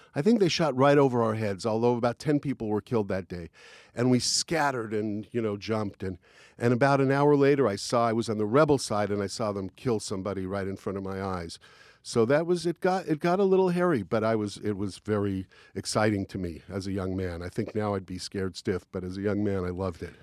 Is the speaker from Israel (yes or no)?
yes; Israel; I'm not American. I'm Israeli.